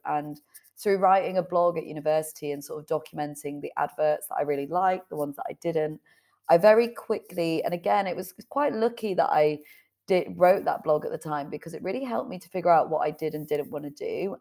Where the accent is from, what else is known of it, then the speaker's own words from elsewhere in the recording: Leeds, Yorkshire and the Humber, United Kingdom; moved away; also born or lived in Manchester; originally I was living in Manchester, but I'm from Leeds originally